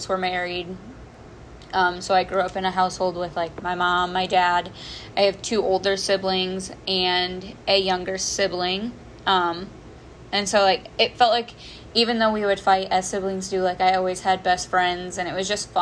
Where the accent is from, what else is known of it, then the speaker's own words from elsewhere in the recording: northern Indiana, United States; I have been born and raised in Indiana, never left